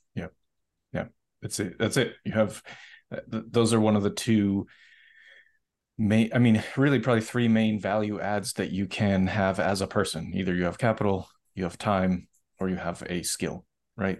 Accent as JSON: {"language": "English", "town": "Boston", "region": "Massachusetts", "country": "United States", "said": "I'm from Boston"}